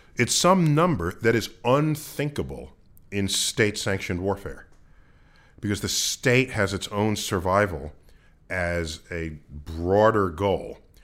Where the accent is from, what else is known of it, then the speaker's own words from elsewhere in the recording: New York City, New York, United States; I growing up in the Bronx